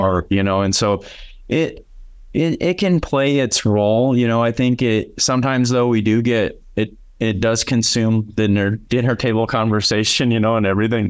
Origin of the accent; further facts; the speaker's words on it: Aberdeen, South Dakota, United States; moved away as an adult; now in Sioux Falls, United States; I grew up in Aberdeen, South Dakota.